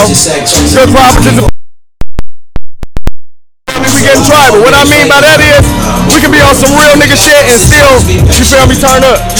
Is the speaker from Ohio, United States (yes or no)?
no; Detroit, Michigan, United States; I'm from Detroit, Michigan.